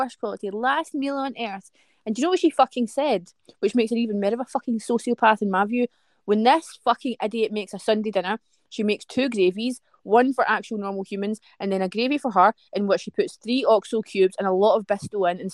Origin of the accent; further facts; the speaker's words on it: West Coast of Scotland, United Kingdom; accent: West Coast of Scotland; as a Scottish person, if I heard somebody with my accent, like a pure West Coast of Scotland accent